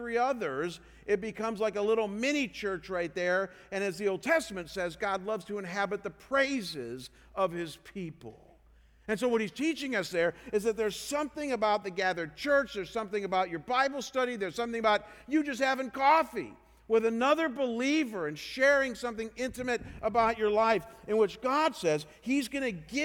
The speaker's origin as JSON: {"language": "English", "region": "Ohio", "country": "United States", "said": "I come from Ohio"}